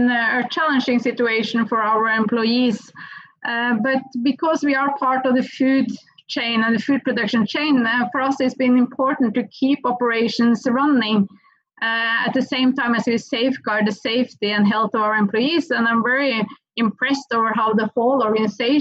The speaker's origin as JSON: {"language": "English", "country": "Norway", "accent": "Norwegian", "second_language": "English", "said": "I still have a proper Norwegian accent"}